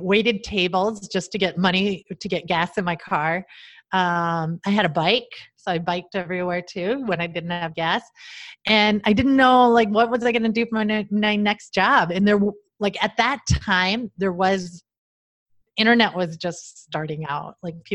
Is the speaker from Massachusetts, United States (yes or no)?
no; South Dakota, United States; moved away as an adult; I'm from South Dakota.